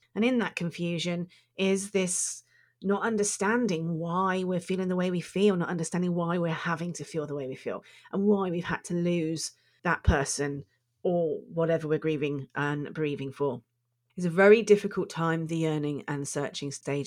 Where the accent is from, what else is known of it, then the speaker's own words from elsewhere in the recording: United Kingdom; I'm British